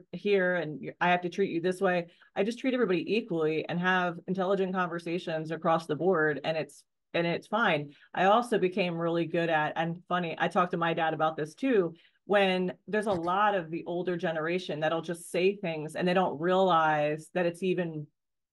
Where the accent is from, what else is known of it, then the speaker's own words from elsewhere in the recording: Maine, United States; I grew up in Maine, and so tomboy, out and about on four-wheelers and dirt bikes